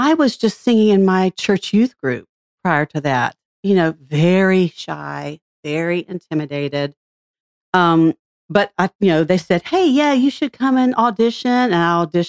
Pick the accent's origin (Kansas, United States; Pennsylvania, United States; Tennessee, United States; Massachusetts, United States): Tennessee, United States; Franklin; I grew up in Franklin since I was 5 years old.